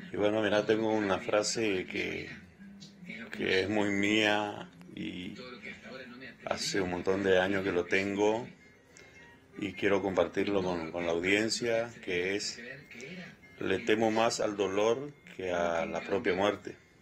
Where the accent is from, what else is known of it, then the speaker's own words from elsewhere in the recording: Corrientes, Argentina; Soy de Corrientes, capital